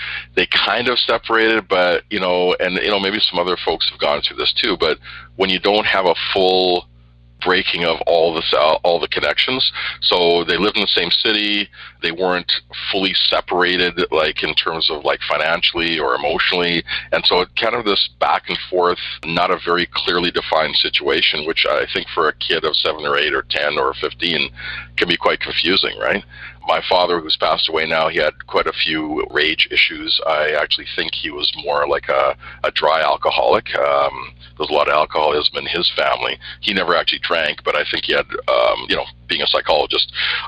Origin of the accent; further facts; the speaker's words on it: Edmonton, Alberta, Canada; also born or lived in Antigua; I grew up in Edmonton and, lived here most of my life